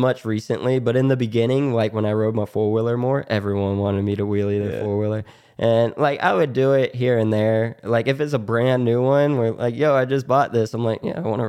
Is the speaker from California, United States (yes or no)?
no; Florida, United States; Growing up in Florida, no one really wears helmets down here.